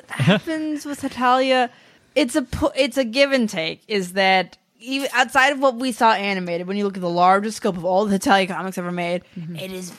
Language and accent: English; United States; as an American